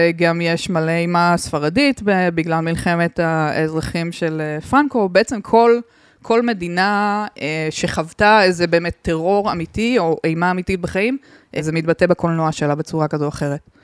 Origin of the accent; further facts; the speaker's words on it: southern Israel, Israel; אני מהדרום